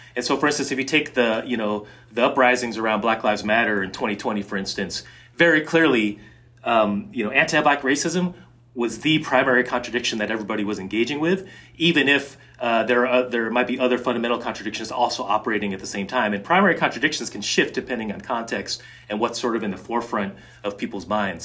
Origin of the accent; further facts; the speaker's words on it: Seattle, Washington, United States; moved away; also born or lived in Connecticut; I grew up mostly in the Seattle area, and then also, and then, and then in Connecticut